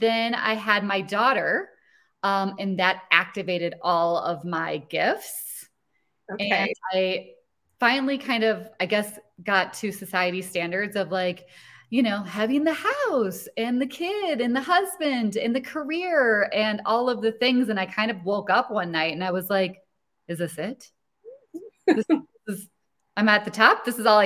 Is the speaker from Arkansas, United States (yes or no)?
no; Rochester, Minnesota, United States; I grew up in a small town in Minnesota